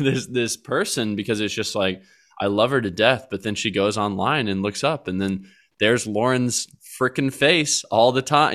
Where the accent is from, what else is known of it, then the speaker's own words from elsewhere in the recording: Colleyville, Texas, United States; we're gonna stay here in suburbia where I grew up in Colleyville, Texas